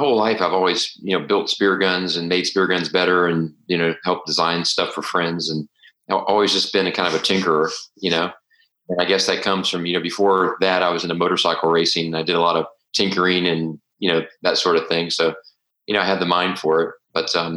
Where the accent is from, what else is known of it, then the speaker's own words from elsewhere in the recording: Tampa, Florida, United States; I grew up shooting in Tampa Bay